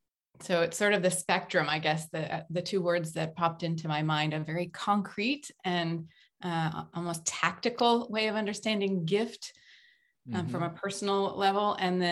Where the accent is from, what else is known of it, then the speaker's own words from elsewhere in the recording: United States; now in Quebec, Canada; I'm originally from the United States, but I've lived all over the world, all over the place.